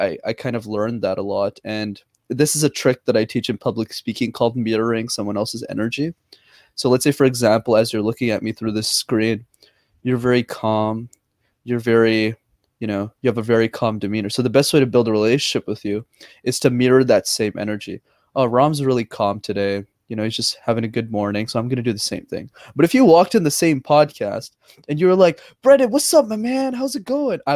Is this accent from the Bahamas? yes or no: no; Montreal, Quebec, Canada; I'm born and raised in Montreal